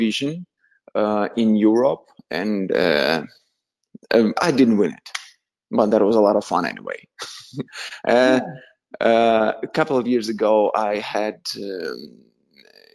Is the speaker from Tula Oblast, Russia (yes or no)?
yes; Tula, Tula Oblast, Russia; English is a second language; moved away as an adult; also born or lived in Moscow, Russia; now in Los Angeles, United States; I'm from Russia. I'm from little city in Russia. I was born in little small town which called Tula.